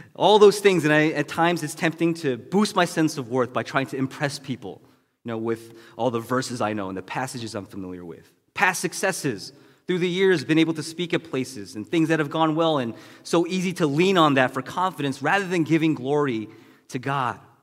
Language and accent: English; United States; being Asian American